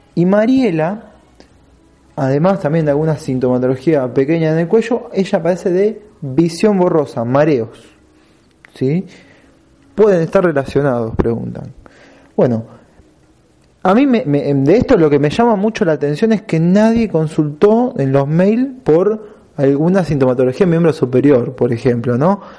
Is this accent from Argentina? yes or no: yes; Argentina; nosotros como argentinos